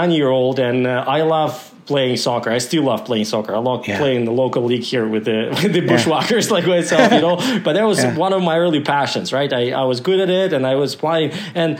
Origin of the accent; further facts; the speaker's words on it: Kozhva, Komi Republic, Russia; English is a second language; moved away as an adult; now in Alberta, Canada; I was born in a little village called Kozhva. So it's Kozhva.